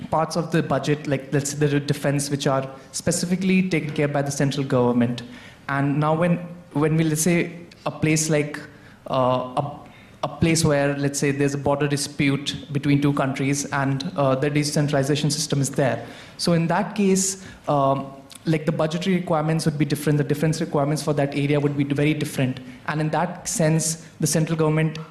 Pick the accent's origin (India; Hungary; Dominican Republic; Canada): India; moved away; I'm from India